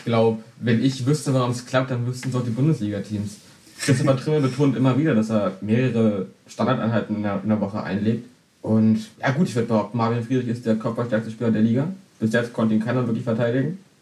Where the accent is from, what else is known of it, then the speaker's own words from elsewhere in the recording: Berlin, Germany; ich als gebürtiger Berliner natürlich Fan vom 1. FC Union Berlin.